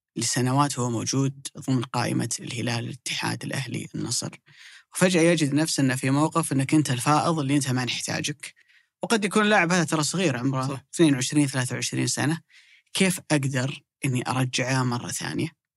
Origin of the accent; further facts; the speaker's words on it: Saudi Arabia; عندنا في السعودية